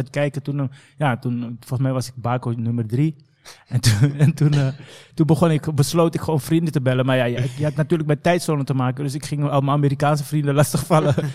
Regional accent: Amsterdam, North Holland, Netherlands; also born or lived in The Hague; ik heb zeg maar een groot gedeelte van mijn jeugd doorgebracht in Bosselomer tot mijn negentiende, of achttiende eigenlijk.

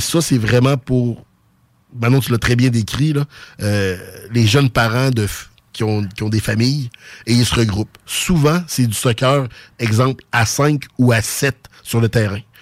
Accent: Quebec City, Quebec, Canada; born or raised there; accent: Sainte-Foy

